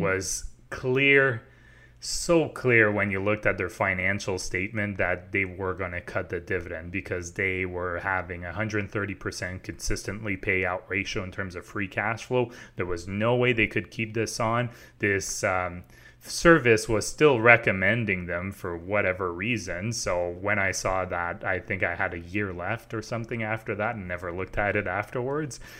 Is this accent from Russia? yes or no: no; Quebec, Canada; I grew up in Quebec, so I, I lived in Quebec my whole life